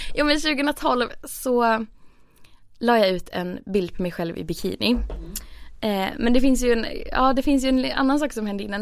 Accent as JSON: {"language": "Swedish", "region": "Skåne", "country": "Sweden", "moved": "as an adult", "lives_now": "Stockholm, Sweden", "said": "jag hade flyttat från där jag kommer från i Skåne eh, till Stockholm"}